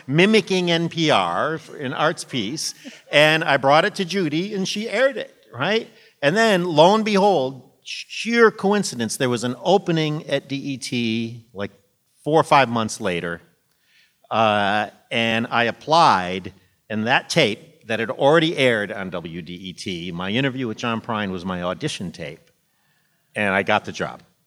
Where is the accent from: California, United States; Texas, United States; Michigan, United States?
Michigan, United States; Monroe; moved away as an adult; now in Washington, D.C., United States; my hometown in Monroe, Michigan